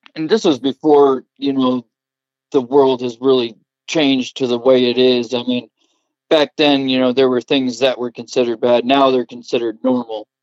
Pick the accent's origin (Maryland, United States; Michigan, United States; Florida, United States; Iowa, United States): Iowa, United States; Covington; I was born and raised in Covington, Iowa, right outside of Cedar Rapids